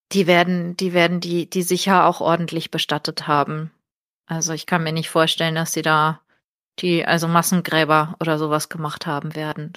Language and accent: German; Portugal; now in Germany; ich bin in Portugal aufgewachsen